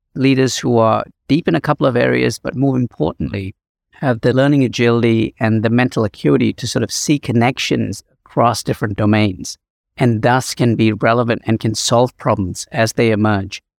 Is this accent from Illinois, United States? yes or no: yes; Chicago, Illinois, United States; my hometown, Chicago